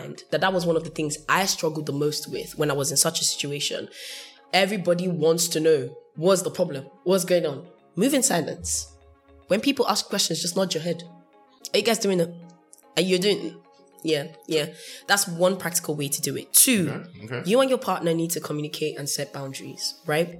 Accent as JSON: {"language": "English", "country": "United Kingdom", "first_language": "English", "said": "I'm British, so I don't speak... I speak in English"}